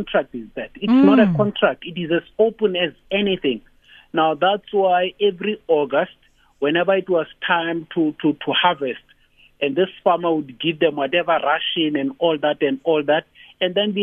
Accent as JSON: {"language": "English", "region": "Free State", "country": "South Africa", "tie": "born or raised there", "also_born_or_lived": "Kroonstad", "said": "I was born and bred in the Free State in 1967"}